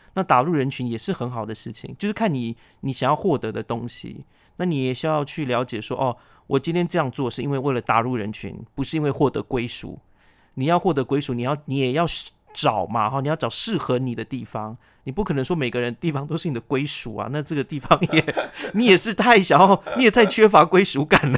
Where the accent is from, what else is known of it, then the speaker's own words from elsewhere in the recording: Taiwan; 我是布农族的